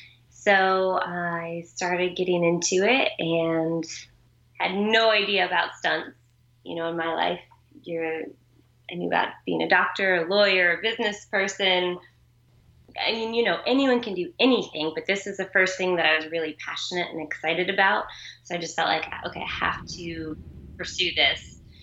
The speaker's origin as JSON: {"language": "English", "region": "Ohio", "country": "United States", "moved": "as an adult", "lives_now": "California, United States", "said": "I'm from Ohio. I came out to California to be by the ocean."}